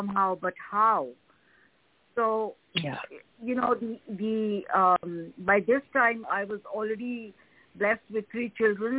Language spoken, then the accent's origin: English; New Delhi, Delhi, India; moved away as an adult; now in Chicago, United States; So I was born in New Delhi, and I grew up in a enlightened family